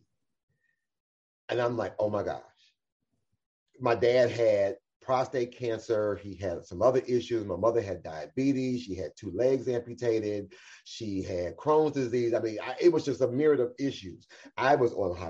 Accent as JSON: {"language": "English", "town": "Cleveland", "region": "Ohio", "country": "United States", "tie": "born or raised there", "said": "I was born and raised right here in Cleveland, Ohio"}